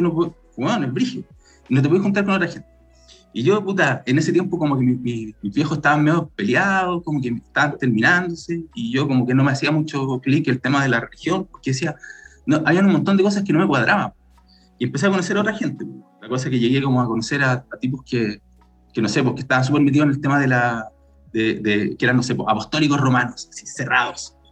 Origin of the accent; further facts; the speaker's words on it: Santiago, Santiago Metropolitan Region, Chile; soy de Santiago, siempre he sido acá